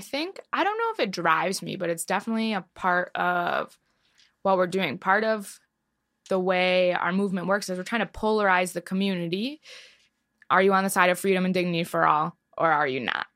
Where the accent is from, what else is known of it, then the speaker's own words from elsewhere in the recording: Detroit, Michigan, United States; I grew up in a really Zionist suburb of Detroit